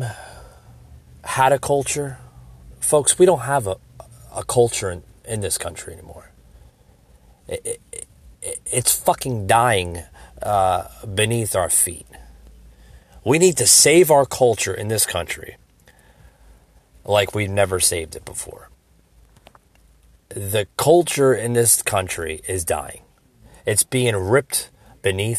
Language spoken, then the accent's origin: English; United States; my beliefs and my values as an American citizen